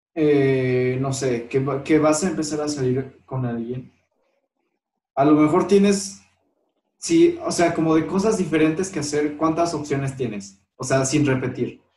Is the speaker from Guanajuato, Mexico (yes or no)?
yes; León, Guanajuato, Mexico; also born or lived in Aguascalientes; soy de León y nunca he vivido en otra ciudad